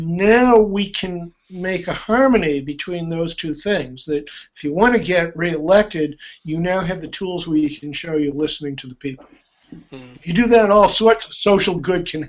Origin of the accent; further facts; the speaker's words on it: United States; as an American